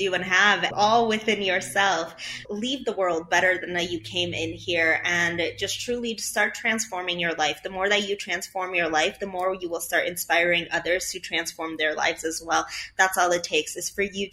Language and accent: English; Chicago, Illinois, United States; English is a second language; I'm from Chicago